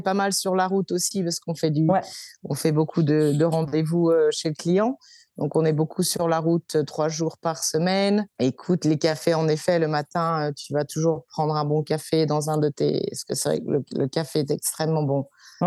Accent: Brittany, France; moved away as an adult; now in Melbourne, Australia; je suis bretonne d'origine

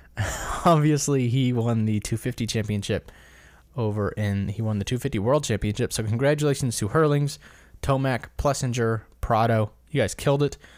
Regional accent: United States; as an American

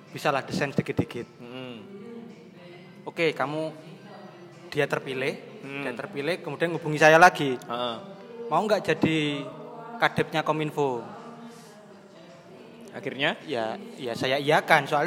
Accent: Banyuwangi, East Java, Indonesia; now in Surabaya, Indonesia; prinsipnya saya dari Banyuwangi jauh-jauh ke Surabaya tujuan utama saya ya menyelesaikan akademik saya di sini gitu

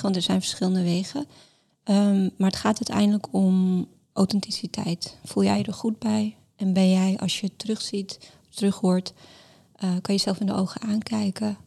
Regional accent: Amsterdam, North Holland, Netherlands; also born or lived in Larache, Morocco / Mascara, Algeria; now in Rotterdam, Netherlands; ik ben getogen in Amsterdam, ik ben geboren in Laresh in Marokko

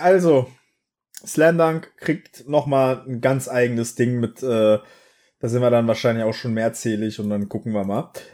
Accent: East Germany, Germany; ich hatte Russisch, weil ich bin im Osten aufgewachsen

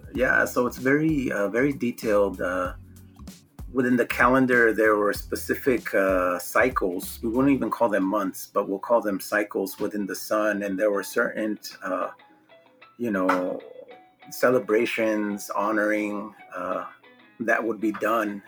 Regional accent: Omaha, Nebraska, United States; moved away as an adult; also born or lived in San Jose, California; growing up in South Omaha, we're very connected

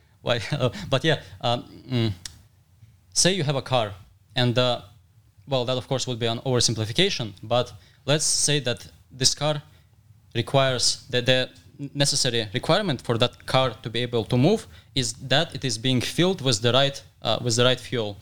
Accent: Dagestan, Russia; I'm from Dagestan

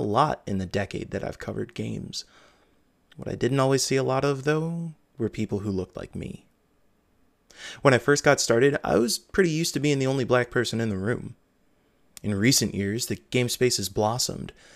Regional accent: Midwest, United States; I'm from the Midwest

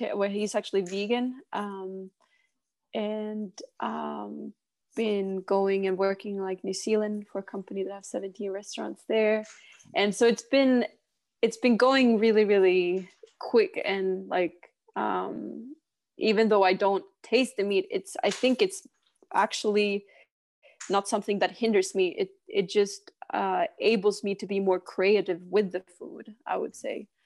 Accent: Arvidsjaur, Norrbotten County, Sweden; first language Swedish; English is a second language; moved away as an adult; also born or lived in Torrevieja, Spain / Stockholm, Sweden; now in Tonga; I grew up in Arvidsjaur, up in Sweden until I was 11. And then my whole entire family, we moved to Spain when I was 11 to 14. So we lived there for 3 years. Mm. And then after that, we moved back to Stockholm

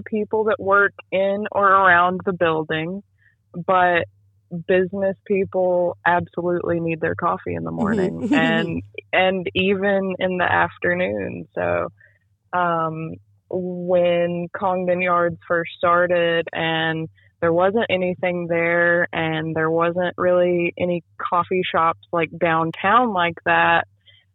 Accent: Thomasville, North Carolina, United States; when I was about 8 years old, and I am from Thomasville, which is in Davidson County, there was a local coffee shop in Thomasville. And my parents would take me and my little brother there

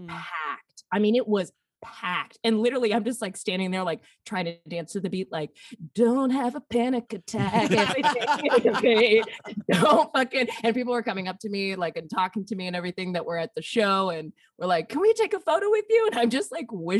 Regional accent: Alabama, United States; accent: Southern; also born or lived in Nashville, Tennessee; now in Portland, United States; I am a boy from Alabama

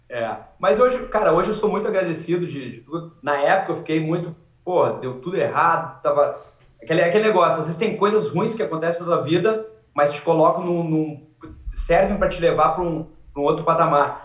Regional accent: Rio Pardo, Rio Grande do Sul, Brazil; moved away as an adult; now in Abu Dhabi, United Arab Emirates; Eu sou de Rio Pardo, é a 150 quilômetros de Porto Alegre

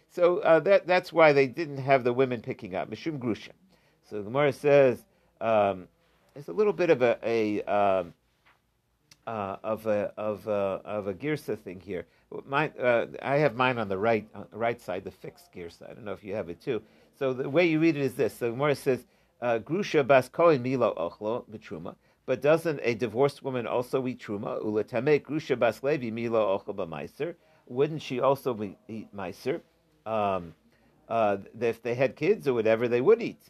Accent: Ohio, United States; I grew up in Ohio

